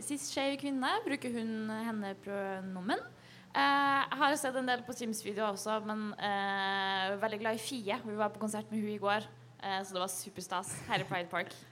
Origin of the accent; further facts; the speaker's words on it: Trondheim, Trøndelag, Norway; Jeg er 25 år gammel fra Trondheim.